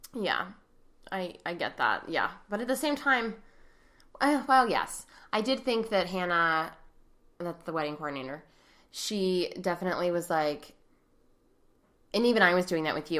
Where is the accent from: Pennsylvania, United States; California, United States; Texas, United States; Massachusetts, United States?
Pennsylvania, United States; Pittsburgh; we're from Pittsburgh